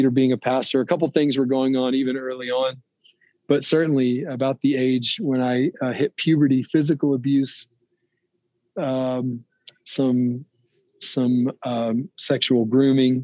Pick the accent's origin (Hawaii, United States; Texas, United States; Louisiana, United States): Louisiana, United States; Rayville; now in Loveland, United States; I live in Loveland, Colorado now, but I'm originally from Northeast Louisiana, a little town called Rayville